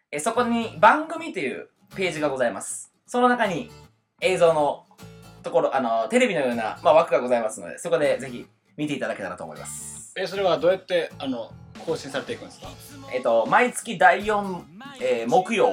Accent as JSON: {"language": "Japanese", "region": "Kumamoto", "country": "Japan", "tie": "born or raised there", "moved": "yes", "lives_now": "Osaka, Japan"}